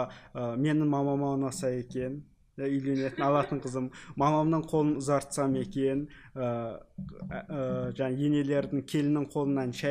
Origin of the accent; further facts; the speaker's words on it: Kazakhstan; біз қазақпыз біздің ондаған туысқандарымыз бар